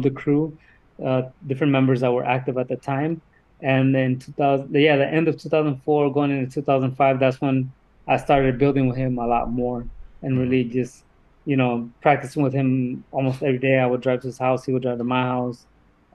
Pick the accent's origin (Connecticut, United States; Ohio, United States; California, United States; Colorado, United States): California, United States; Sonoma County; I'm from Sonoma County